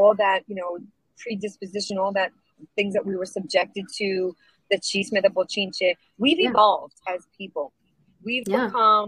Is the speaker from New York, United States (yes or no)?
yes; New York City, New York, United States; I grew up in a very non-Latino neighborhood of Brooklyn. I grew up in Sheepshead Bay